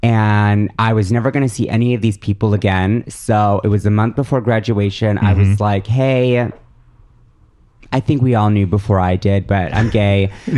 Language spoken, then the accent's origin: English; Madison, Wisconsin, United States; moved away; also born or lived in Milwaukee; I grew up in Madison. Which is a beautiful liberal bubble of mm-hmm. Wisconsin.